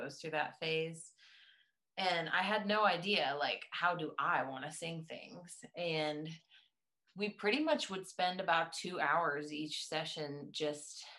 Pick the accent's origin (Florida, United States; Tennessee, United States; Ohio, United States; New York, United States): Tennessee, United States; East; I am from East Tennessee, so the Southern rootsy thing is something that I couldn't hide if I wanted to.